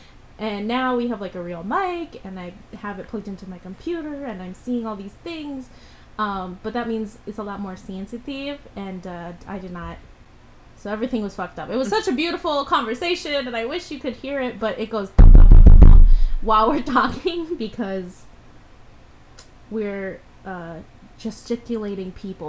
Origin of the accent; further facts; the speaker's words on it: Philippines; Because we're probably Latinx, because we're Filipino.